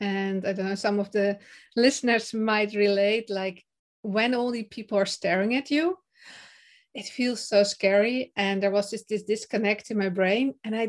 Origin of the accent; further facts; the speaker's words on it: Netherlands; English is a second language; I am from the Netherlands and currently also in the Netherlands.